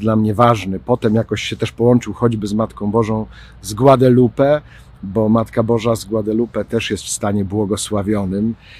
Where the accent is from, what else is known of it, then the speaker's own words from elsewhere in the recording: Ostrowiec Świętokrzyski, Świętokrzyskie Voivodeship, Poland; now in Kraków, Poland; z Ostrowca Świętokrzyskiego, skąd pochodzę